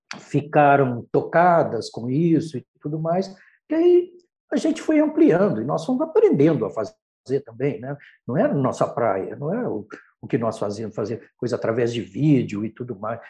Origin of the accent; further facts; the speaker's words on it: Brazil; o fato de ser brasileiro também, nós somos brasileiros